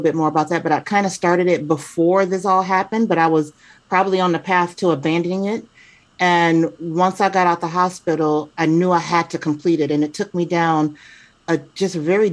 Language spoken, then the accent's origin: English; Chicago, Illinois, United States; also born or lived in Atlanta / New Jersey / Seattle area; now in Seattle, United States; I was born and raised in Chicago, spent time in Atlanta, spent time in New Jersey, then back to Atlanta. And then now I am in the Pacific Northwest, right outside of Seattle